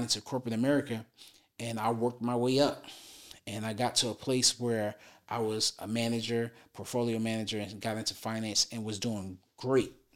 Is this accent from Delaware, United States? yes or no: no; Philadelphia, Pennsylvania, United States; also born or lived in New Jersey; now in Dallas, United States; I'm from West Philadelphia, born and raised